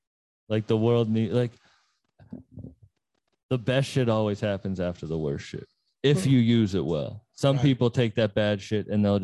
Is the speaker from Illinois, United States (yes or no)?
no; Massachusetts, United States; I'm from Mass.